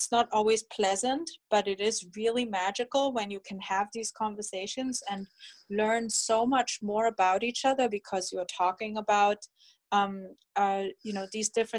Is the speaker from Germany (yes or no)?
yes; Germany; moved away; I'm originally from Germany